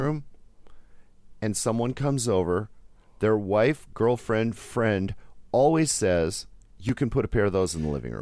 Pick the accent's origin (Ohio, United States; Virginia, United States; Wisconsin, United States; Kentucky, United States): Wisconsin, United States; growing up in Wisconsin